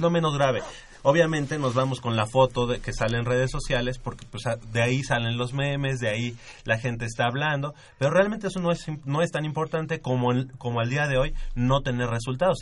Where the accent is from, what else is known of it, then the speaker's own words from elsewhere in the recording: Mexico; como mexicanos